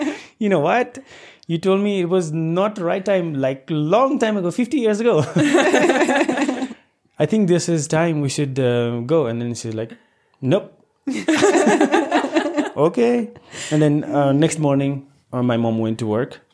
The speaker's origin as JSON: {"language": "English", "town": "Kathmandu", "region": "Bagmati", "country": "Nepal", "tie": "born or raised there", "said": "I was born and raised in Kathmandu."}